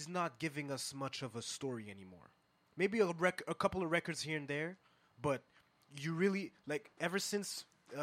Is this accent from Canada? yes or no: yes; Montreal, Quebec, Canada; I'm from Montreal